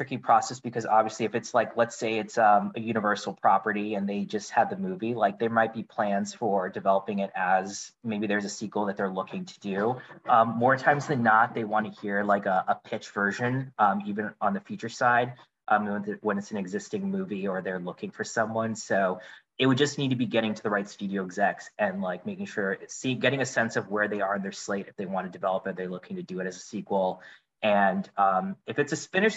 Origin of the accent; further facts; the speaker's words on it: Indiana, United States; moved away as an adult; now in Los Angeles, United States; I grew up in the Midwest from Indiana